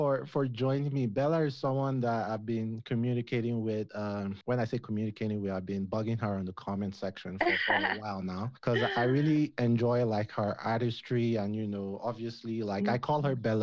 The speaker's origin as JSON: {"language": "English", "town": "Abuja", "region": "Federal Capital Territory", "country": "Nigeria", "tie": "born or raised there", "said": "I grew up in Abuja"}